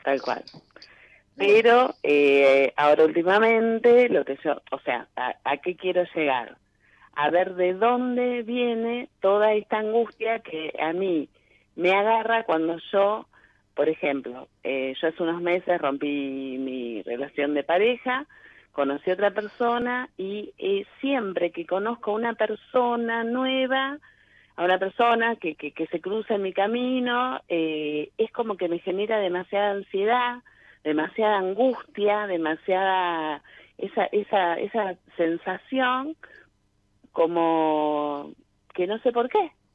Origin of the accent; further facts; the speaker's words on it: Cañada de Gómez, Santa Fe, Argentina; De Cañada de Gómez, cerca de Rosario